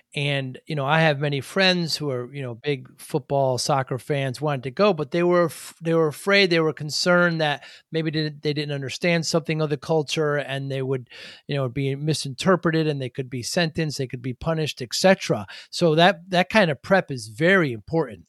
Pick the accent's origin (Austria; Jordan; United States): United States; New Haven, Connecticut; I'm from the Northeast, from New Haven.